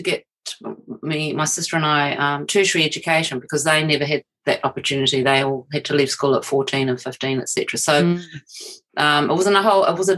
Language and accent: English; Christchurch, Canterbury, New Zealand; So I was born in Christchurch, 1957. I lived in Papanui, which was called Napi Valley in those days.